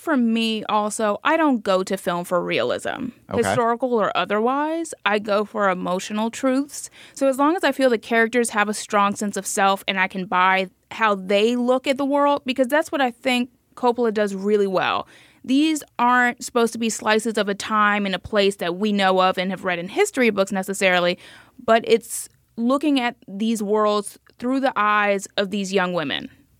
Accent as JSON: {"language": "English", "town": "Miami", "region": "Florida", "country": "United States", "said": "I'm from Miami"}